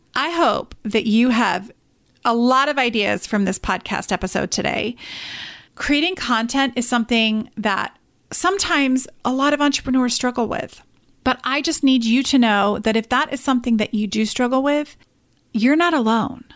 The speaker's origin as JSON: {"language": "English", "region": "England", "country": "United Kingdom", "moved": "yes", "said": "I am actually originally from England"}